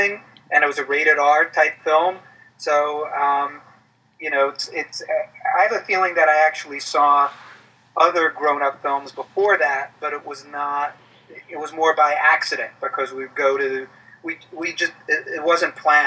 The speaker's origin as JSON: {"language": "English", "region": "New York", "country": "United States", "tie": "born or raised there", "said": "as a teenager growing up in New York, you know, was always in revival houses in New York"}